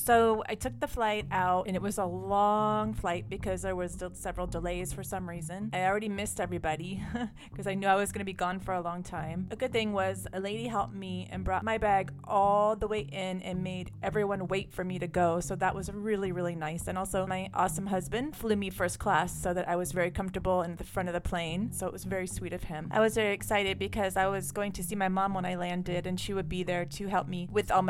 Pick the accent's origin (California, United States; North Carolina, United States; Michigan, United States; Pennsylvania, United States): California, United States; I'm from California